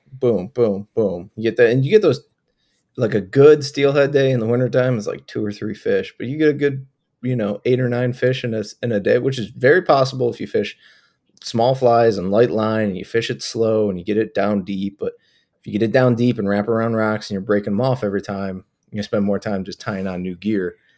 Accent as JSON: {"language": "English", "town": "Buffalo", "region": "New York", "country": "United States", "tie": "born or raised there", "said": "I grew up in Buffalo, New York"}